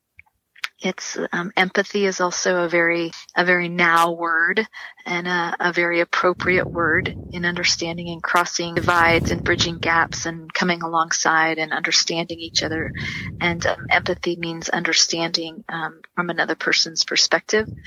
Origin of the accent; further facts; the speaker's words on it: San Diego, California, United States; also born or lived in Riverside / Redlands; I was born in San Diego. I've lived most of my adult life here in my growing up years and adult life, you know, locally, Southern California, Riverside, Redlands